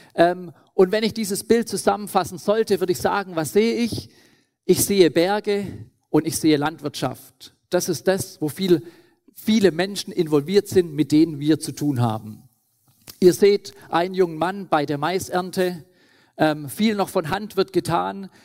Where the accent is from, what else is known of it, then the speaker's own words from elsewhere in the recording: Schwäbisch Hall, Baden-Württemberg, Germany; moved away as an adult; now in Lesotho; Bin aufgewachsen in Schwäbisch Hall, im Schwäbischen Ländle